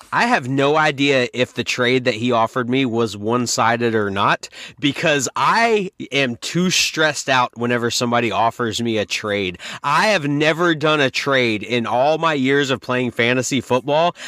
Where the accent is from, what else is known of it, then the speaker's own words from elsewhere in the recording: North Carolina, United States; I've been born and raised in North Carolina my whole life.